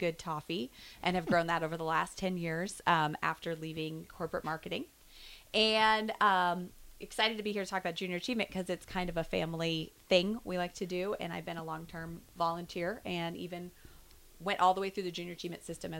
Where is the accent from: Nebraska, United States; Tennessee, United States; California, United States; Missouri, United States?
Nebraska, United States; Lincoln; also born or lived in Texas (TCU); I am an Eastside graduate, so grew up here in Lincoln. Went to school at TCU, came back, met a great guy, started a family. So we live here.